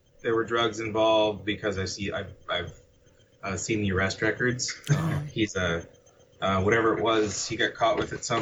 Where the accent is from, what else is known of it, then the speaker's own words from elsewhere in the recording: Northern Virginia, United States; also born or lived in Leesburg, Virginia; I grew up in Northern Virginia.